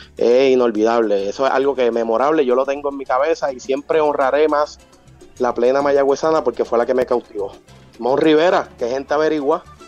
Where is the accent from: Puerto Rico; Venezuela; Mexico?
Puerto Rico; Morovis; soy del pueblo de Morovis, que es contiguo al pueblo de Orocovis.